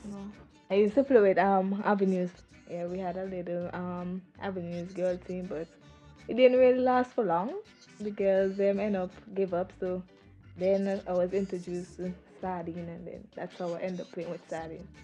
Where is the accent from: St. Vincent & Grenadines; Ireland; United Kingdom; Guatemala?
St. Vincent & Grenadines; Green Hill; moved away as an adult; now in Raleigh, United States; I'm from Green Hill